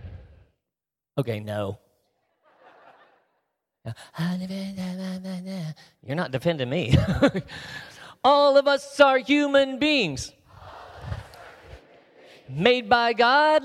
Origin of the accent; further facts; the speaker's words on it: the South, United States; because I'm from the South, where we snip off our words to save time